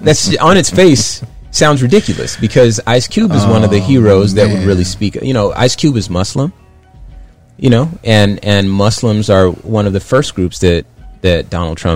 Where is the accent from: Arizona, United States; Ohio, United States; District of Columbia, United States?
Arizona, United States; Phoenix; also born or lived in California; I call myself from Phoenix, but I was born in California